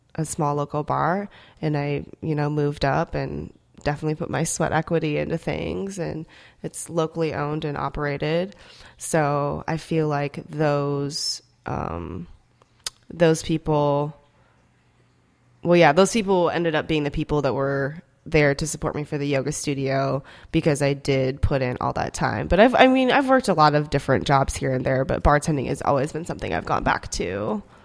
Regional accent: Minnesota and Iowa, Midwest, United States; first language Korean; English is a second language; moved away as an adult; also born or lived in South Korea / Dallas, Texas; now in Indianapolis, United States; I grew up in Minnesota and Iowa. Um, actually, I moved to the U S when I was four years old. and from South Korea.

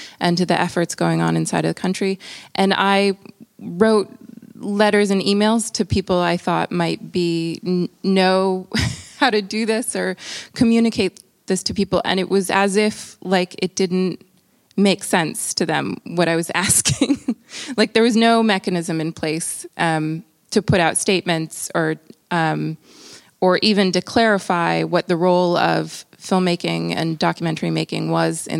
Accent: Brazil; I'm also from Brazil

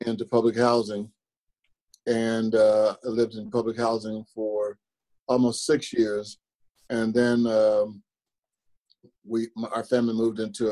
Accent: Ellis County, Texas, United States; now in Kansas City, United States; I grew up in Texas, in Ellis County

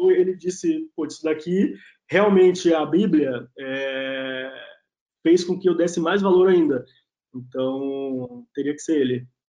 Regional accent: Itabuna, Bahia, Brazil; moved away as an adult; now in São Paulo, Brazil; eu nasci na Bahia, numa cidade que chama Itabuna, é, no sul da Bahia, família toda tinha pequenos comércios

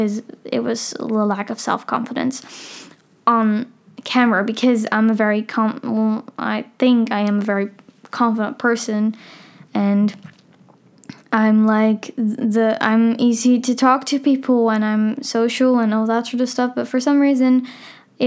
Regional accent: Amsterdam, North Holland, Netherlands; I'm 15 years old. I'm from Amsterdam

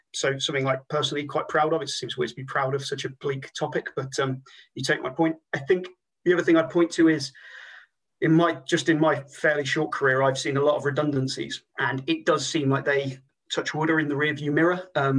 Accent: United Kingdom; moved away as an adult; also born or lived in Cardiff, Wales; now in Wales, United Kingdom; I'm from the Midlands originally.

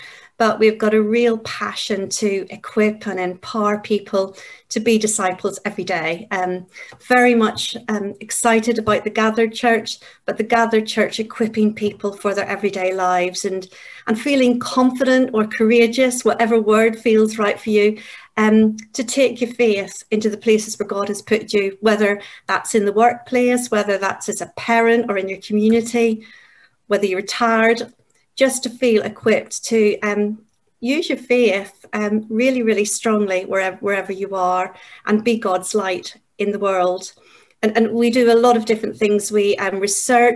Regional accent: Northern Ireland, United Kingdom; moved away as an adult; also born or lived in Yorkshire; now in England, United Kingdom; I'm from Northern Ireland. I grew up there, and at the age of 20, I came to England

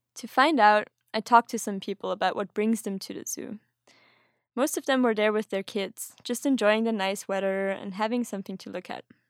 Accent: Austria; now in Sweden; I'm originally from Austria, but currently living in Sweden

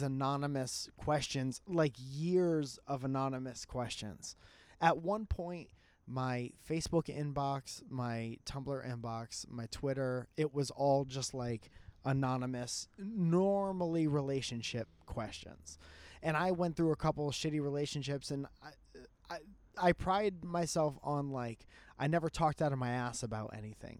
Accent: Connecticut, United States; I was a musician from Connecticut

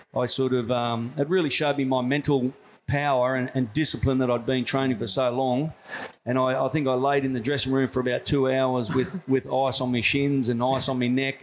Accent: Tamworth, New South Wales, Australia; also born or lived in Newcastle / Mathara, Victoria / Sunshine Coast; mostly done all my growing up in Tamworth, which is like a country town in New South Wales

